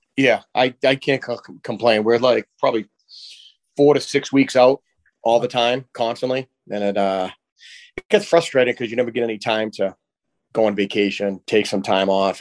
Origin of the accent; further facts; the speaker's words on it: Haverhill, Massachusetts, United States; we grew up in Bradford together.